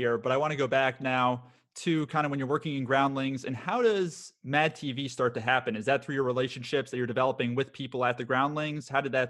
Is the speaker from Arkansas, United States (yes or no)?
no; Florida, United States; also born or lived in San Diego; growing up in Florida and San Diego at the time, having the ability to make it snow in such a warm weather climate was definitely every kid's fantasy.